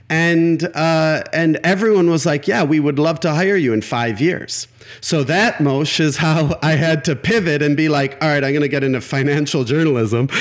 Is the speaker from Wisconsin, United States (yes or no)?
yes; Milwaukee, Wisconsin, United States; the alternative newspaper of Milwaukee, my hometown